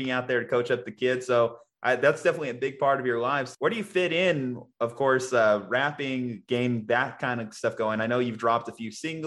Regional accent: Albuquerque, New Mexico, United States; I love my hometown. Albuquerque, New Mexico, born and raised

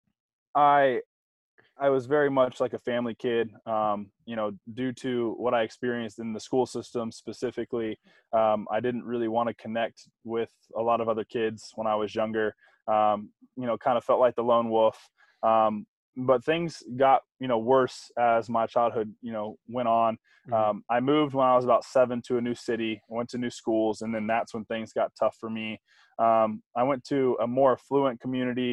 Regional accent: Tampa, Florida, United States; Growing up in Tampa, my parents had a construction business

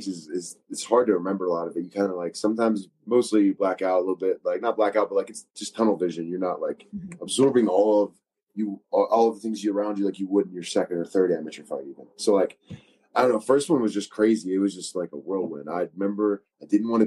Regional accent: Philadelphia, Pennsylvania, United States; I'm from Philadelphia.

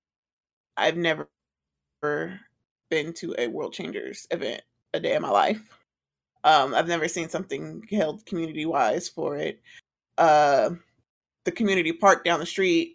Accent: College Park, Georgia, United States; I'm from College Park

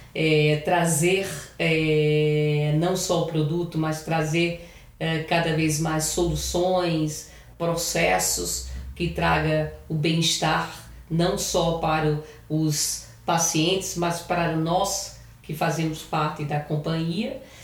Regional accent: Paraíba, Brazil; moved away as an adult; now in São Paulo, Brazil; eu sou paraibana

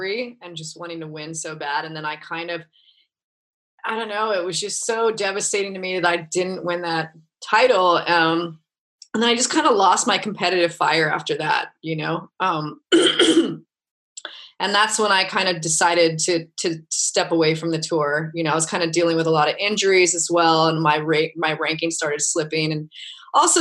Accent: Kauai, Hawaii, United States; growing up in Hawaii

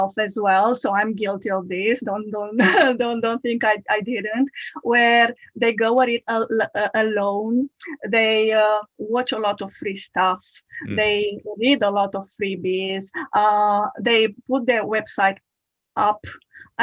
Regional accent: Romania; moved away as an adult; now in United Kingdom; I'm originally from Romania. I moved into the UK in 2015.

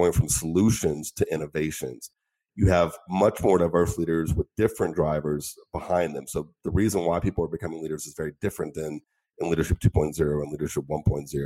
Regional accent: Pittsburgh, Pennsylvania, United States; moved away as an adult; also born or lived in Middle East / Asia / Latin America; I'm American, born in Pittsburgh

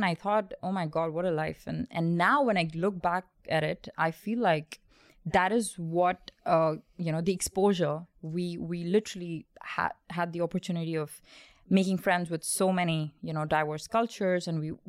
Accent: India; So I was born in India and and then because of my dad's nature of job, we did move about a lot.

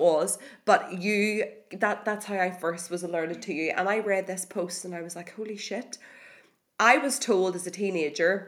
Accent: Ireland; as Irish people

